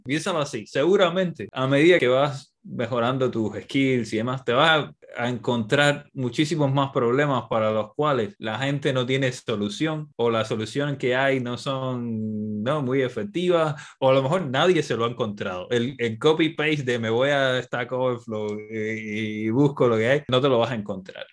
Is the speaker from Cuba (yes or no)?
yes; Cuba; now in Barcelona, Spain; Yo soy cubano